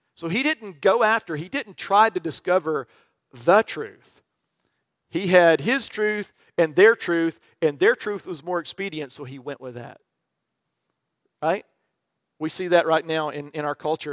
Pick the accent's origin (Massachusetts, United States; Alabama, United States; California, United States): Alabama, United States; Birmingham; moved away; I grew up in the South around Birmingham